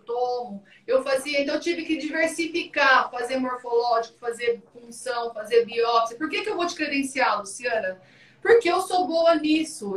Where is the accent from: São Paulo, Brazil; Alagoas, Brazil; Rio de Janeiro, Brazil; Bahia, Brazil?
São Paulo, Brazil; Ituverava; moved away as an adult; now in Carapicuíba, Brazil; eu sou de Ituverava, vou morar em São Paulo